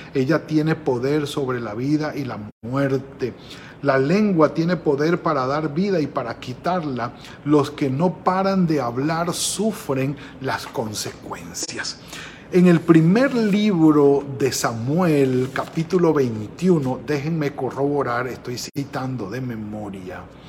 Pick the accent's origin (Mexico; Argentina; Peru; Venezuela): Venezuela; moved away; en el pueblo donde nacimos, allí en Venezuela